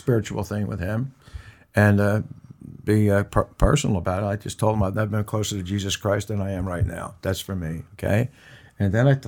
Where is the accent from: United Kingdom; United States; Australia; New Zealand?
United States; New York; moved away; New York, because I was born in New York